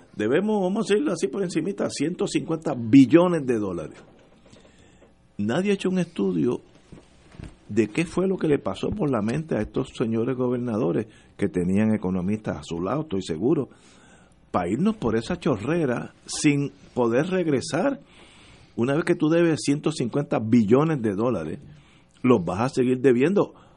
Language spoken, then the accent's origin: Spanish; Puerto Rico; nosotros, Puerto Rico